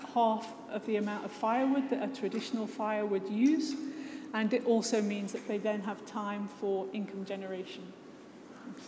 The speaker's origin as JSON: {"language": "English", "area": "just outside of Liverpool", "region": "North West England", "country": "United Kingdom", "tie": "born or raised there", "said": "I was born just outside of Liverpool. I grew up there"}